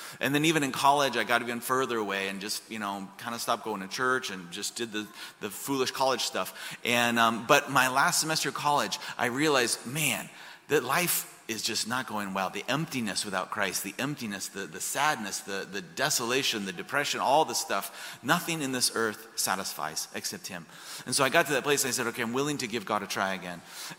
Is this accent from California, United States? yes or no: no; Colorado, United States; I grew up in Colorado. I was not raised Catholic. In fact, today is my 21st anniversary of being Catholic.